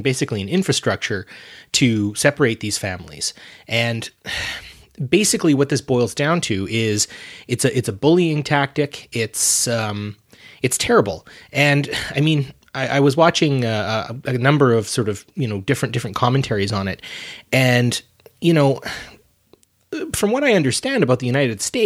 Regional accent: Canada; I'm not an American

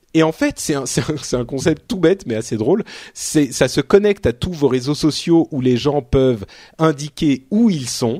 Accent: Paris, Île-de-France, France; je suis Parisien

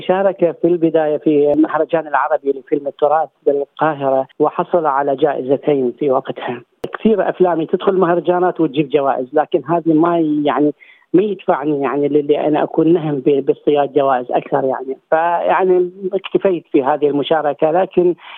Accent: Iraq; now in Australia; هناك عندنا بالعراق

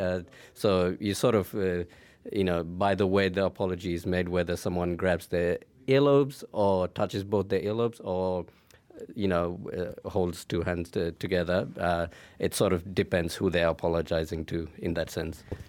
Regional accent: Nepal; I'm from Nepal

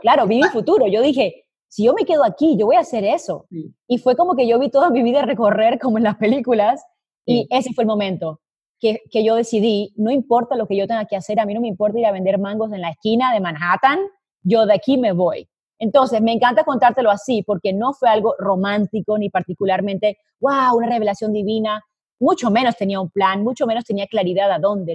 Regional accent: Colombia; now in Madrid, Spain; nací en Colombia, eh, pero hice cuentas esta semana y me di cuenta que llevo viviendo en el exterior más tiempo del que viví en Colombia

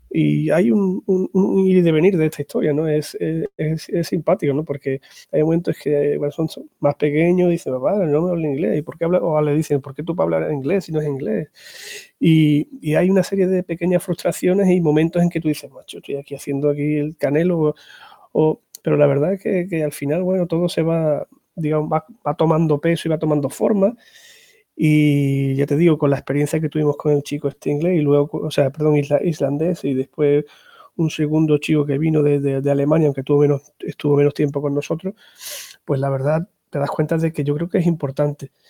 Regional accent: Andalusia, Spain; also born or lived in Extremadura; now in Zafra, Spain; soy andaluz de, procedencia, pero llevo ya más de 24 años aquí por Extremadura

